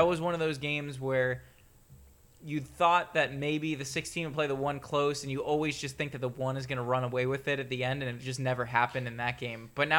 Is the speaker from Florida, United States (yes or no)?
yes; South Florida, United States; I was a Miami Hurricanes fan growing up in South Florida